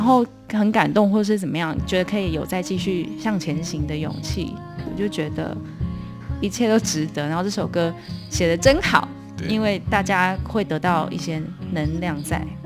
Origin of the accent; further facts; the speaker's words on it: southern Taiwan, Taiwan; 我们是南部人